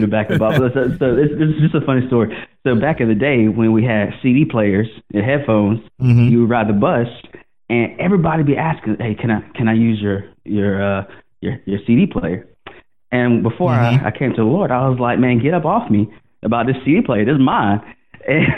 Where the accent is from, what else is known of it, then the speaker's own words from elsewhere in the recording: Greenville, South Carolina, United States; moved away; I grew up in Greenville, and we went to church when I was younger